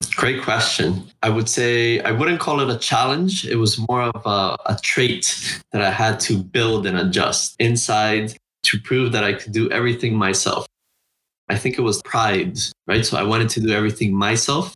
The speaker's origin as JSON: {"language": "English", "country": "Honduras", "tie": "born or raised there", "said": "I was born and raised in Honduras, Central America"}